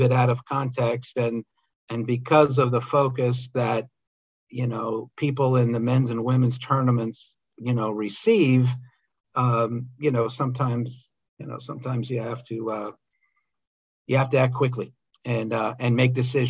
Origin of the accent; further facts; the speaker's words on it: outside of Philadelphia, Pennsylvania, United States; I grew up outside of Philadelphia